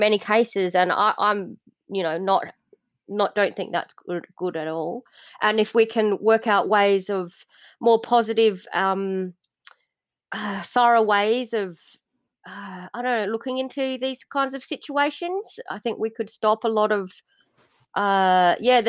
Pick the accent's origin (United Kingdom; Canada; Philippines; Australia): Australia; Adelaide, South Australia; also born or lived in Indonesia; I was born in Indonesia, and I was adopted as a six-month-old baby. And now I live in Adelaide, South Australia, in Australia, and I've lived here for the last 38 years. So I haven't lived anywhere else yet.